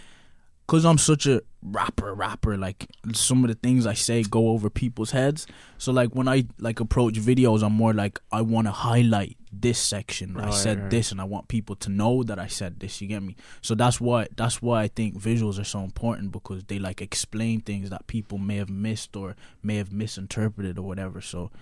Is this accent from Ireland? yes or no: yes; Ireland; Like, LA was so big, bro. Like, it was just like, yo, I came from Ireland and I'm in LA, and it's just like everything is huge.